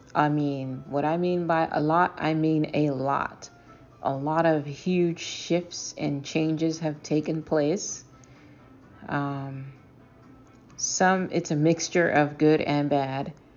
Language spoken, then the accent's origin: English; Boston, Massachusetts, United States; I am a storyteller from Boston.